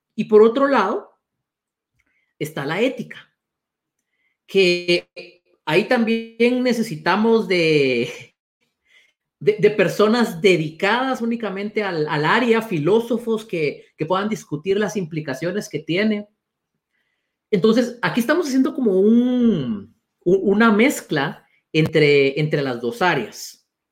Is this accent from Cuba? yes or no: no; Guatemala; los dos somos guatemaltecos